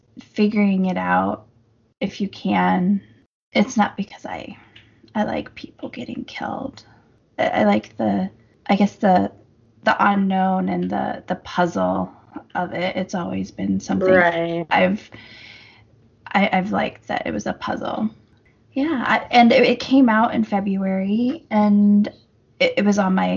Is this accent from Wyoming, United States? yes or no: yes; Casper, Wyoming, United States; our hometown, or my hometown